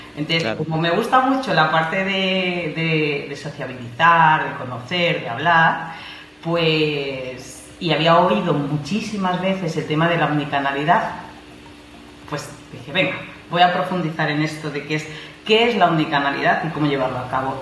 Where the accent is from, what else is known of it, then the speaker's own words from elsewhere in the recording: Madrid, Community of Madrid, Spain; moved away as an adult; Madrid. Soy madrileña, soy madrileña.